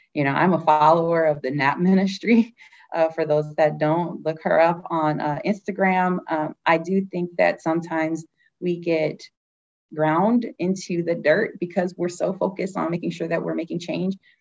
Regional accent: Detroit, Michigan, United States; moved away; I'm from Detroit

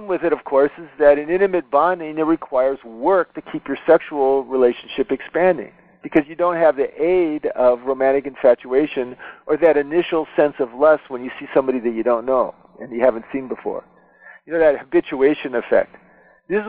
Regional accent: United States; I'm an American

